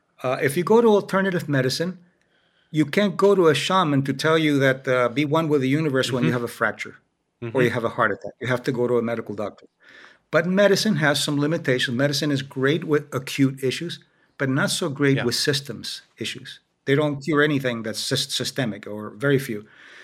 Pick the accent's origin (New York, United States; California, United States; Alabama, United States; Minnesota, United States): New York, United States; also born or lived in Miami, Florida; I grew up in New York and Miami. In New York, I was living as a child in an Irish-German neighborhood. There weren't a lot of Spanish at the time.